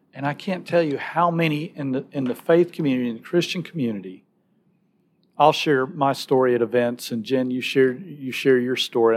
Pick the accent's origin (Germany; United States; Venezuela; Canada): United States; Alabama; moved away as an adult; now in Nashville, United States; I'm from Alabama